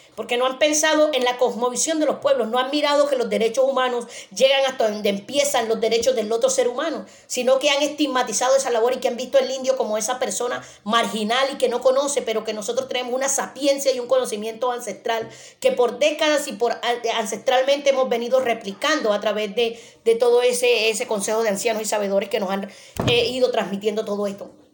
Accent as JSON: {"language": "Spanish", "area": "Zenú Alto indigenous reserve", "region": "Córdoba", "country": "Colombia", "moved": "as an adult", "lives_now": "Europe", "said": "trabajo la justicia propia dentro de mi territorio, resguardo indígena Senuel Alto en su departamento de Córdoba"}